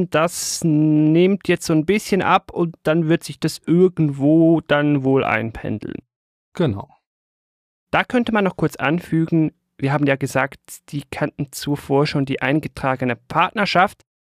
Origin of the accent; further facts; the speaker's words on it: Switzerland; für mich als Schweizer vielleicht ein bisschen weniger als für andere